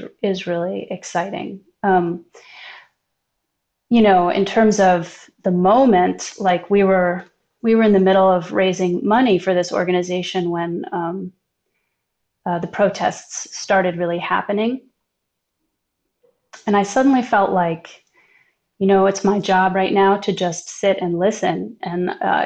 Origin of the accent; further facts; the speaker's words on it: New York City, New York, United States; I grew up in New York and I went to public schools my whole life